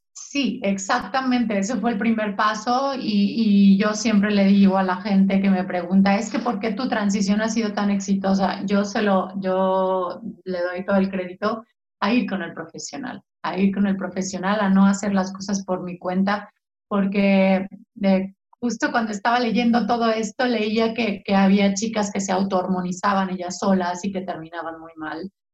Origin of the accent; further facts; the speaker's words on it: San Miguel de Allende, Guanajuato, Mexico; moved away as an adult; also born or lived in Mexico City; aquí en provincia, eh, soy guanajuatense